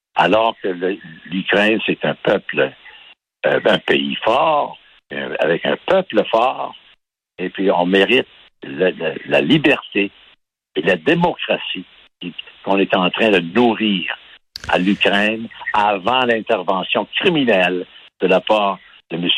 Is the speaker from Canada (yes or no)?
yes; Baie-Comeau, Quebec, Canada; je suis né à Bécomo